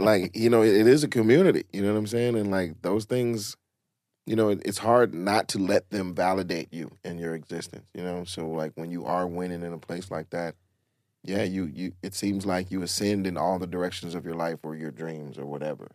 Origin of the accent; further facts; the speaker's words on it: College Park, Georgia, United States; I'm from College Park